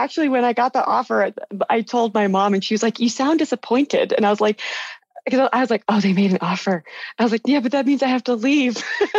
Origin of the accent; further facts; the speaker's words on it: California, United States; I grew up in California. I went to school in California